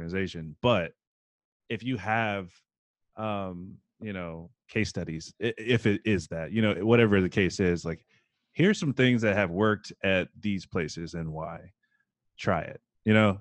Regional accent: Columbia, South Carolina, United States; I'm from Columbia, South Carolina

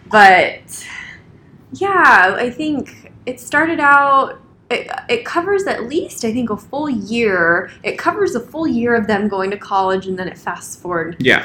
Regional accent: West Coast, United States; I'm from the West Coast

